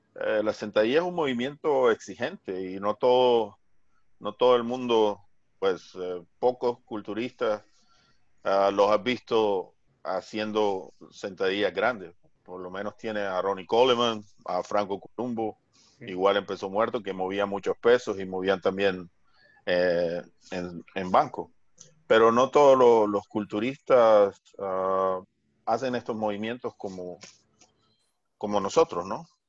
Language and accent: Spanish; Barranquilla, Atlántico, Colombia; Barranquilla, que es mi ciudad natal